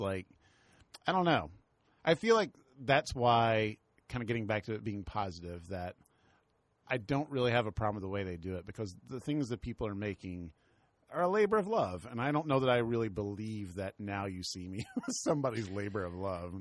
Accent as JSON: {"language": "English", "region": "the South", "country": "United States", "said": "We're both from the South."}